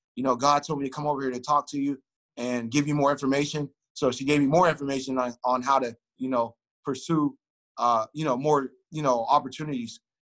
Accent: Youngstown, Ohio, United States; I grew up in Youngstown, Ohio, which is uh, a city in between uh, Cleveland

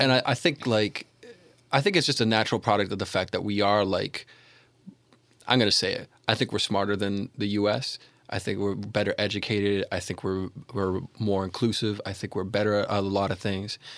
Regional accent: Toronto, Ontario, Canada

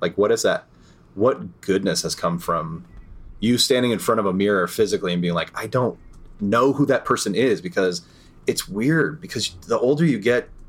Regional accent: New York, United States; I'm from New York.

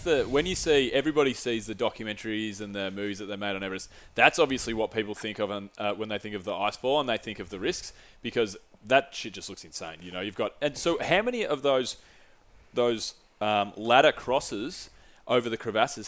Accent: Australia; no soy Gringo, soy Australiano, which is, no, I'm not a Gringo, I'm, a, I'm an Aussie

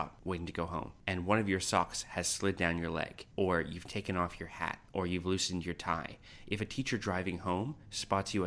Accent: Canada; moved away as an adult; now in Australia; I'm Canadian. I grew up in Canada until I was 21, just shy of 21, actually, when I came to Australia.

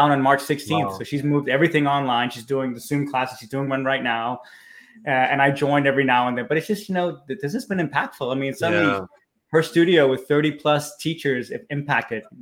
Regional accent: Copenhagen, Capital Region of Denmark, Denmark; moved away as an adult; now in California, United States; I'm from Copenhagen, Denmark, where I was born and raised.

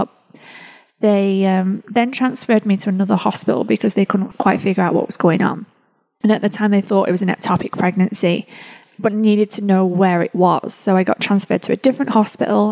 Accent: England, United Kingdom; moved away as an adult; now in United States; the time came for me to leave England and move over to the United States.

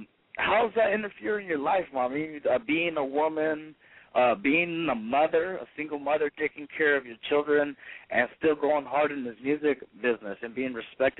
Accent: West Coast, United States; even though I'm from the West Coast, the best coast, the left coast

